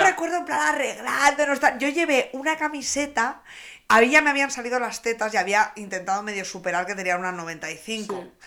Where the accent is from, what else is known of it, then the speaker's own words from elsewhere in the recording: Reinosa, Cantabria, Spain; en mi pueblo, encima en Reynosa